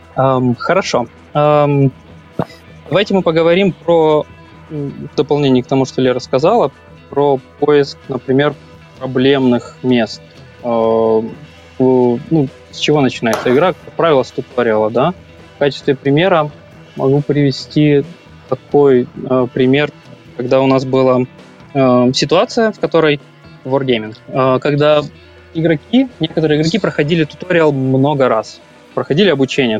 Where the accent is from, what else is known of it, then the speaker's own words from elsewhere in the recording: Kyiv, Ukraine; moved away as an adult; now in Denmark; я из Киева, 15 лет работал в IT